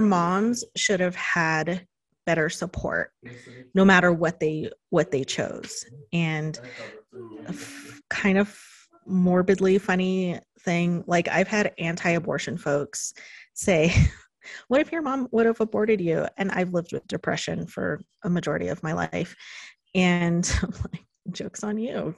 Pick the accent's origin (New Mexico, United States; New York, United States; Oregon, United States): New Mexico, United States; Pueblo of Laguna; now in Albuquerque, United States; I'm from the Pueblo of Laguna, where I grew up.